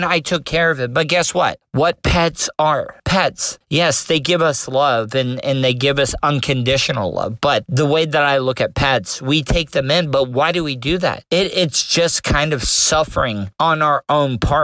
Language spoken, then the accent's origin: English; De Leon Springs, Florida, United States; they still lived in my hometown in De Leon Springs